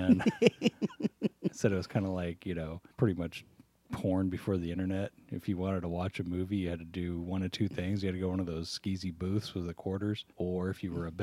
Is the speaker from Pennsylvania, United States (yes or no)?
no; Folsom, California, United States; my hometown of Folsom